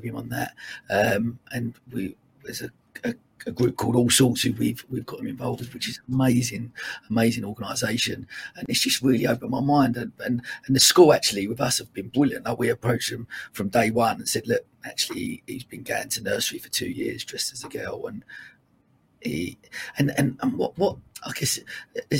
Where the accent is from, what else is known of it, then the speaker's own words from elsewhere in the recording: Dagenham, London, United Kingdom; I grew up in Dagenham in Essex